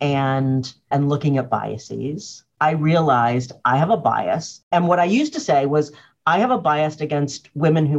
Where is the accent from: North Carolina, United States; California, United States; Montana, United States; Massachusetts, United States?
Massachusetts, United States; Cambridge; I didn't grow up in Boston. I grew up in Cambridge